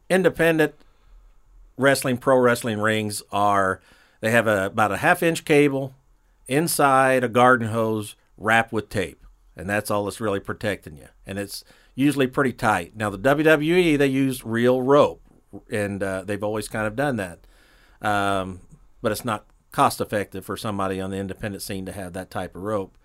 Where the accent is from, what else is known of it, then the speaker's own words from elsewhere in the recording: Greenfield, Indiana, United States; born and raised in Greenfield, Indiana